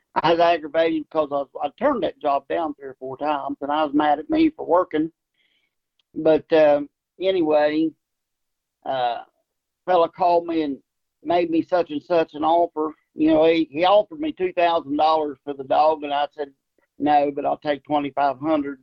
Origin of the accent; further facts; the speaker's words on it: Ripley, West Virginia, United States; also born or lived in Charleston, West Virginia; I grew up right there around Ripley and uh, went to Ripley High School